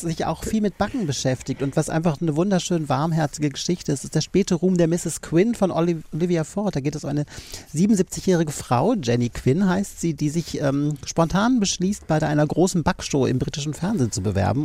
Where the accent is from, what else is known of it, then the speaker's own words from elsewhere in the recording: Düsseldorf, North Rhine-Westphalia, Germany; moved away; Ich bin ursprünglich aus Düsseldorf